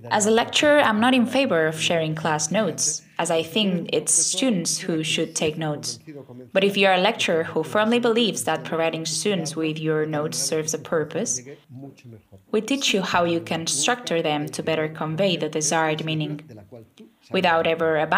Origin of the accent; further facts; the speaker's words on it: Triana, Andalusia, Spain; accent: Triana accent; English is a second language; I'm from Triana, so my natural accent is that of this region but I'm not using it now.